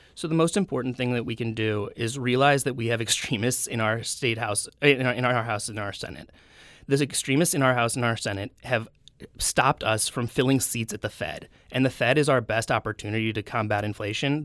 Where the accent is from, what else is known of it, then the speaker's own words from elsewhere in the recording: St. Louis, Missouri, United States; I'm born and raised in Saint Louis, Missouri